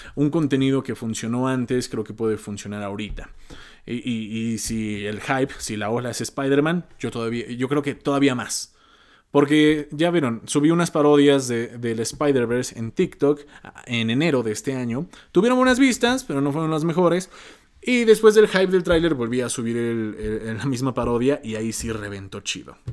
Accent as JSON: {"language": "Spanish", "country": "Mexico", "said": "siendo mexicano, siendo de habla hispana"}